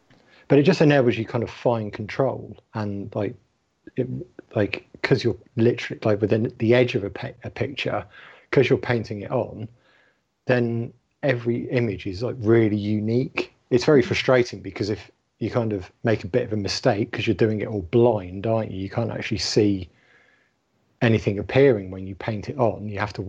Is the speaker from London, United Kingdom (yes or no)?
yes; London, United Kingdom; ….